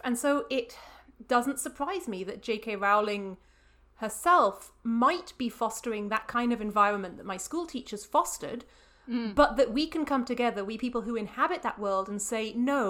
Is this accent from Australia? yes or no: no; north of England, United Kingdom; an English queer person who grew up pretty much exactly as the Harry Potter books were coming out